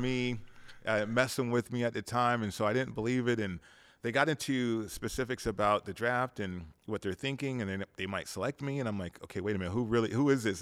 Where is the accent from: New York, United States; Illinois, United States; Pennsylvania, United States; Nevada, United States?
Nevada, United States; Las Vegas; growing up in Vegas, we were a town, we had about a hundred, fifty thousand, two hundred thousand people here.